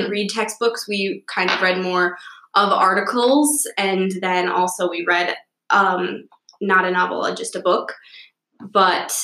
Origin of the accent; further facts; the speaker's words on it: Ripon, Wisconsin, United States; I'm from Ripon, Wisconsin